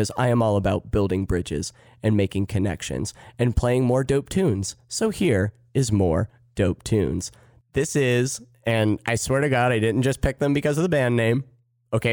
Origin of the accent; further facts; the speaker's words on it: Midwest, United States; I'm from the Midwest